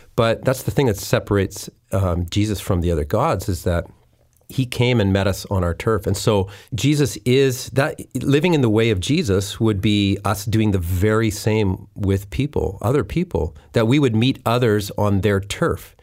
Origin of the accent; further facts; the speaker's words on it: Winnipeg, Manitoba, Canada; moved away as an adult; also born or lived in Deep Cove, North Vancouver; now in North Vancouver, Canada; I grew up in Winnipeg.